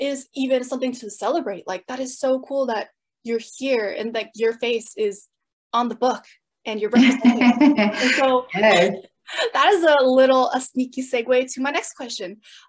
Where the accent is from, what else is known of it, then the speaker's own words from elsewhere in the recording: San Jose, California, United States; As a student at Santa Clara, I grew up in San Jose, California, and San Jose has the biggest population of Vietnamese people outside of Vietnam.